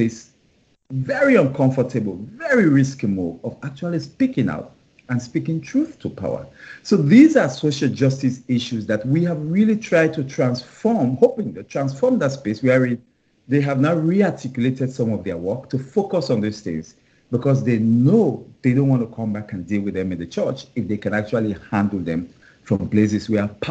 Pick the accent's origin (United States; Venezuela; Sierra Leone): Sierra Leone; moved away as an adult; I was born in Sierra Leone, in West Africa.